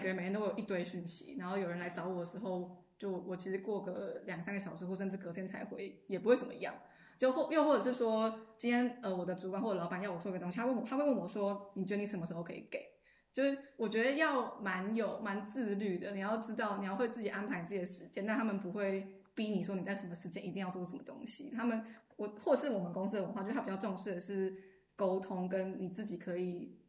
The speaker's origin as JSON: {"language": "Chinese", "country": "Taiwan", "moved": "as an adult", "lives_now": "Berlin, Germany", "said": "我以前在台湾的时候，讲中文我就可以很直接"}